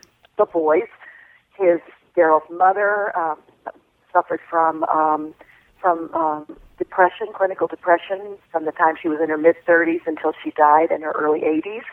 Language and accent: English; Alabama, United States; when I was 5 years old and growing up in Alabama